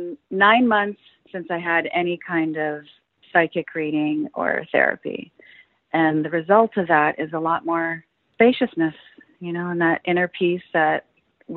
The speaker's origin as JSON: {"language": "English", "town": "Windsor", "region": "Ontario", "country": "Canada", "moved": "yes", "lives_now": "Vancouver, Canada", "said": "I'm from Windsor, Ontario, which is right across from Detroit."}